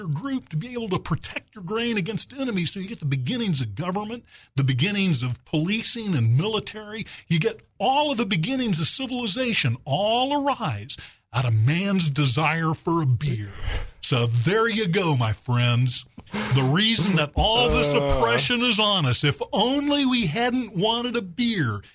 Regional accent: Little Rock, Arkansas, United States; moved away; it's only been 37 years since I moved back to my hometown of Little Rock

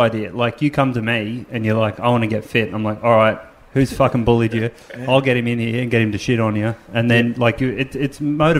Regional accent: Hawkesbury River, New South Wales, Australia; I grew up on the Hawkesbury River.

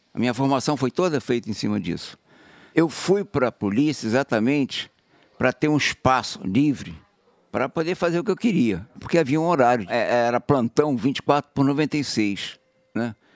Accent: Rio de Janeiro, Brazil; Eu fui criado na Zona Sul

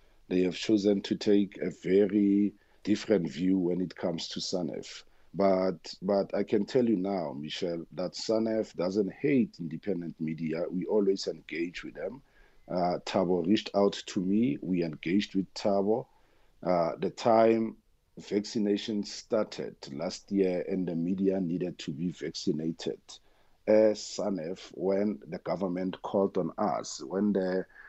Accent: Koster, North West, South Africa; first language Tswana; English is a second language; I'm Tswana speaking, and I was born in Koster in the Northwest, and that's where I was born and bred and raised.

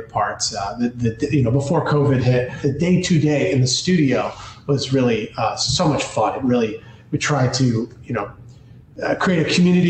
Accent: New York, United States; accent: New York; I got a New York accent at times because I grew up in New York

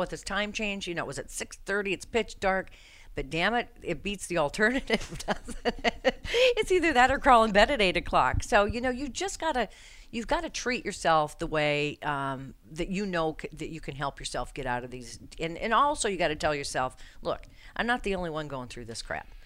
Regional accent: Colorado, United States; moved away; I'm from Colorado

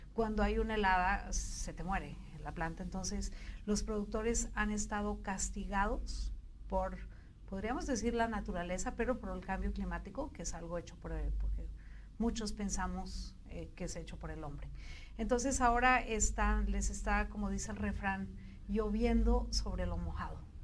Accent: Bolivia; now in Mexico; nosotros, que somos un poquito andinos, un poquito del Cono

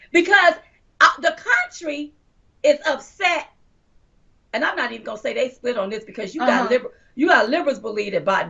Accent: United States; We are American

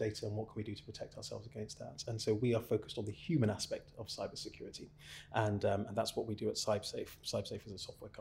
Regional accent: London, United Kingdom; also born or lived in Hertfordshire / Berkshire; I grew up in London, went to school in Hertfordshire, went to university in Berkshire

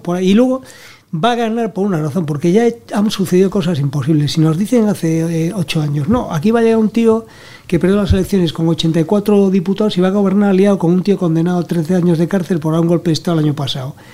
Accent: Spain

